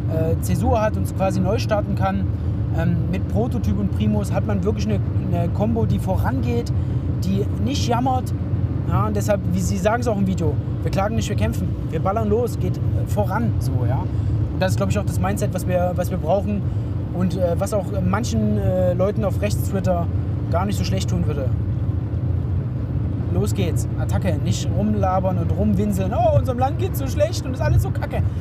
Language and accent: German; Germany; ich bin halt deutscher Jugendlicher